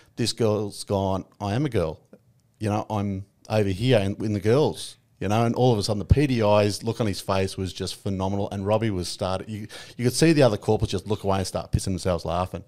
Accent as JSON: {"language": "English", "region": "Victoria", "country": "Australia", "tie": "born or raised there", "said": "I grew up in, um, Victoria, a little town called Broadfoot on a, uh, two and a half thousand acre property"}